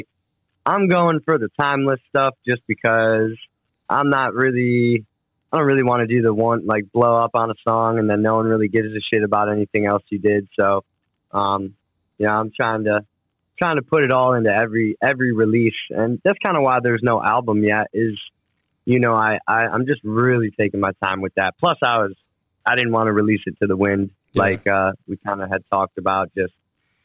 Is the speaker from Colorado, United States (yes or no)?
no; Cleveland, Ohio, United States; also born or lived in Chicago, Illinois; I grew up in Cleveland, Ohio. I was born in Cleveland, Ohio